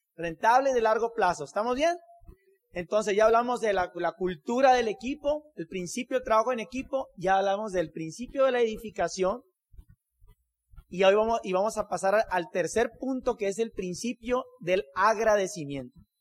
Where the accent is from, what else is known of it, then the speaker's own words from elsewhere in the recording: Hermosillo, Sonora, Mexico; Somos de Hermosillo, Sonora.